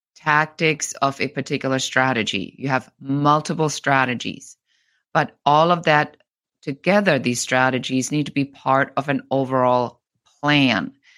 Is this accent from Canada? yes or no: no; Bavaria, Germany; moved away; I'm originally from Germany, from Bavaria.